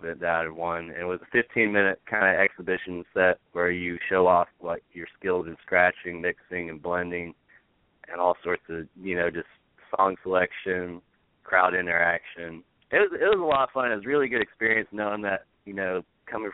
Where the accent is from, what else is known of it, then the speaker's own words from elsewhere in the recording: Auburn, United States; I'm from Auburn